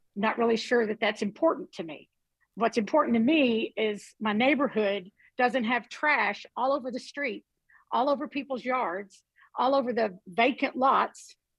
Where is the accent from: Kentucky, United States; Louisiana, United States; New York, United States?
Kentucky, United States; Western; I grew up in Western Kentucky and we had a landfill not far from our house.